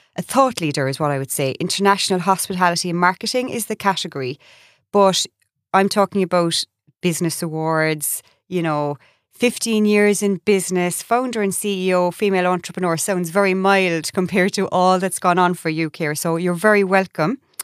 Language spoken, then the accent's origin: English; Ireland; moved away as an adult; also born or lived in United States